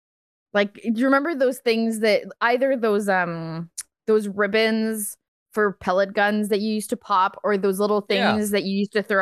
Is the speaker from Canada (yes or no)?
yes; Canada; I mean, I'm French Canadian. It's all tradition.